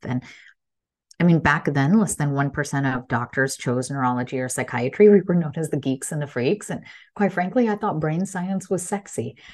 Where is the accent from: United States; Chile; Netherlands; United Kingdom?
United States; Illinois; English is a second language; I was born to immigrant parents, so proud in a small town in Illinois, and English is my third language